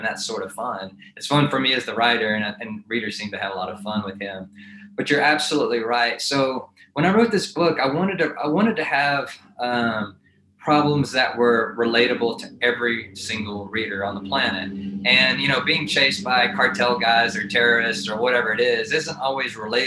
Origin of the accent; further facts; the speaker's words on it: Texas, United States; now in Amarillo, United States; I grew up in Texas